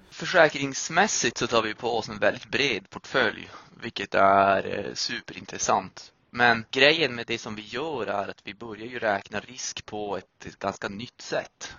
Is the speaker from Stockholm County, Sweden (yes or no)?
no; Piteå, Norrbotten County, Sweden; moved away; Jag är från Piteå i Norrbotten.